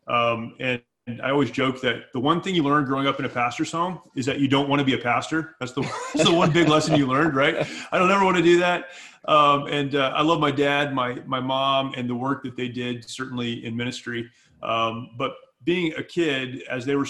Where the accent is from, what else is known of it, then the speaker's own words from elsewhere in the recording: Southern California, United States; I grew up in California. I grew up here in Southern California.